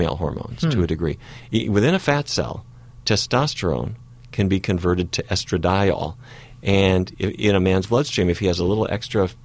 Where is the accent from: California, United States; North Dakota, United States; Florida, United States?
North Dakota, United States; a kid who grew up in North Dakota